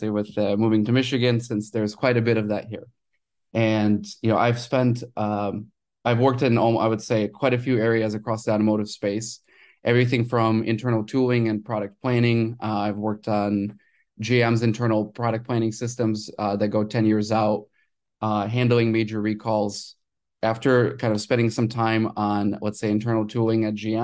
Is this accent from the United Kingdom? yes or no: no; Ukraine; I was born in Ukraine